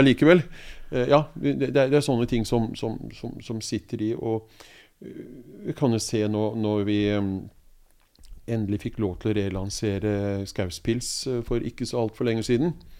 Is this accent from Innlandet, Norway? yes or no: no; Oslo, Norway; jeg er jo født og oppvokst i Oslo